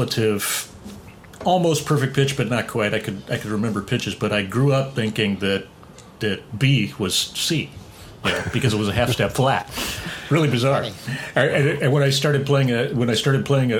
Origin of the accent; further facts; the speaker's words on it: San Fernando Valley, California, United States; I grew up in the San Fernando Valley